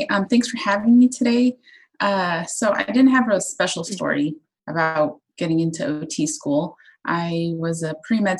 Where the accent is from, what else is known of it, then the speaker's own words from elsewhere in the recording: Oklahoma, United States; moved away as an adult; also born or lived in Tulsa, Oklahoma; now in Sweden; I'm from Oklahoma, and so I lived in Tulsa